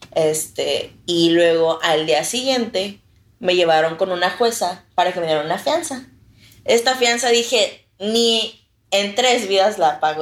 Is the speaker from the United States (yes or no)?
no; Reynosa, Tamaulipas, Mexico; Soy de Reynosa